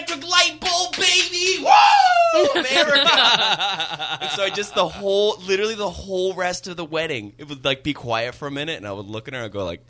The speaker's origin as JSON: {"language": "English", "town": "Calgary", "region": "Alberta", "country": "Canada", "moved": "yes", "lives_now": "Santa Rosa, United States", "said": "I'm from Calgary, but still Canada."}